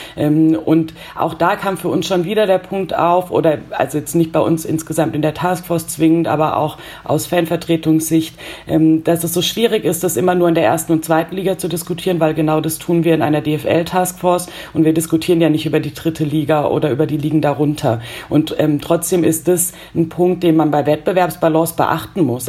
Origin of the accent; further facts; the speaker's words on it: Germany; bei uns in Deutschland